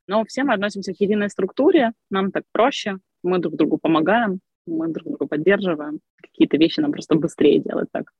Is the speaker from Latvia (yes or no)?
no; Crimea, Ukraine; moved away as an adult; also born or lived in Kyiv, Ukraine; now in Ivano-Frankivsk, Ukraine; родилась я в Крыму, я прожила там до 18 лет, потом переехала учиться в Киев